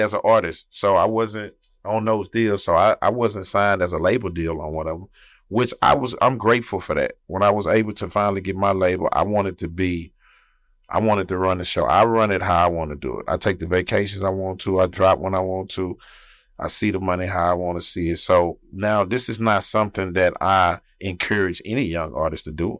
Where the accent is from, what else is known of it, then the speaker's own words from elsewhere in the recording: Houston, Texas, United States; I'm from South Park. That's where I'm from, South Side